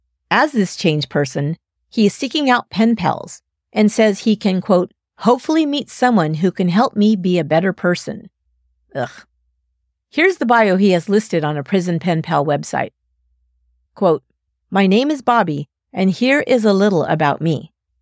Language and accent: English; Columbus, Ohio, United States; I grew up in Columbus, Ohio, graduated from Westerville South in 2000.